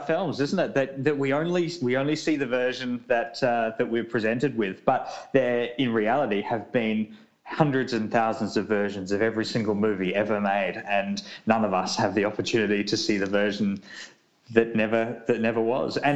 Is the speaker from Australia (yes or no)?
yes; South Australia, Australia; my home state of South Australia